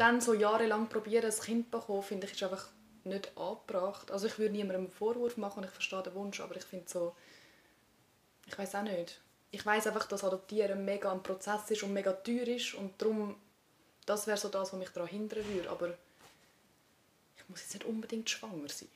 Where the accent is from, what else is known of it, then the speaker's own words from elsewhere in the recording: Switzerland; aufgewachsen bin in Eugst